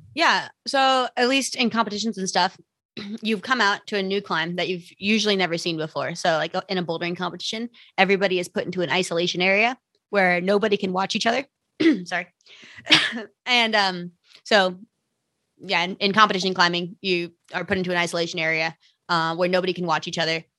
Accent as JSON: {"language": "English", "region": "Minnesota", "country": "United States", "moved": "yes", "lives_now": "Salt Lake City, United States", "said": "I currently live in Salt Lake City uh, Utah. I'm from Minnesota though, uh, and that's where I started climbing."}